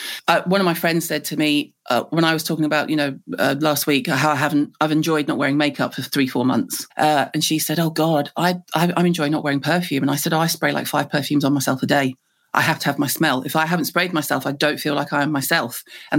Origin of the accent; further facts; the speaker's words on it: the South, United States; accent: US southern; southern accent, as in US southern accent, in Liverpool, where everyone would go, you sound dead funny. Where are you from?